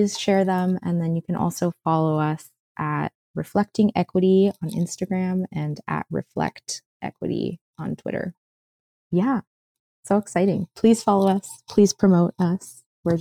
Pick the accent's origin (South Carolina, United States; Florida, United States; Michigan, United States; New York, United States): Florida, United States; Miami Beach; I grew up in Miami Beach